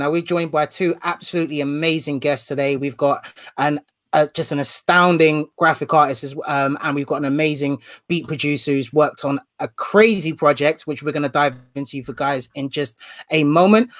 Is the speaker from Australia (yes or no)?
no; United Kingdom; being from the UK